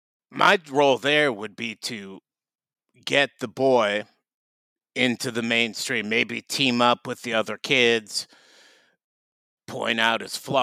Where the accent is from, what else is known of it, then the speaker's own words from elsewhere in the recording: Wilmette, Illinois, United States; also born or lived in Chicago; I grew up in Chicago. Well, you know, Wilmette, but it's the same thing. If you live in Wilmette, you don't have to deal with the mayor.